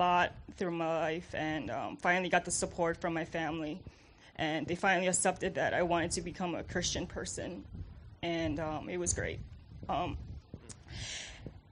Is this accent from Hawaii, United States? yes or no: yes; Hawaii, United States; moved away; I'm originally from Hawaii, so very far